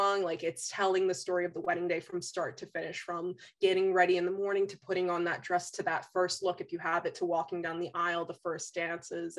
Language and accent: English; New Jersey, United States; one of the schools in my hometown's district